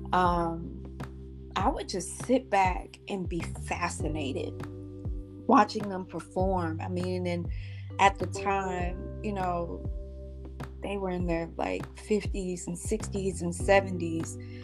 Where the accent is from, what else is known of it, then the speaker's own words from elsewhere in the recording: St. Louis, Missouri, United States; moved away; coming back home to my hometown of St. Louis, Missouri